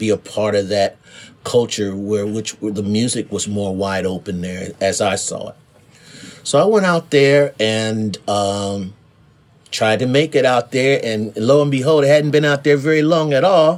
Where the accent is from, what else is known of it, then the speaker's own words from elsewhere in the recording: Dayton, Ohio, United States; moved away as an adult; I'm out here from Ohio, Dayton specifically